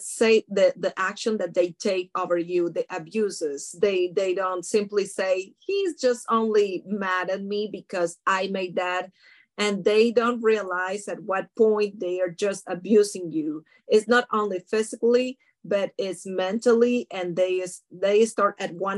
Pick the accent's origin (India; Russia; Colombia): Colombia; moved away as an adult; also born or lived in France; now in United States; Legally here, I came here 13 years ago, and I was born in Colombia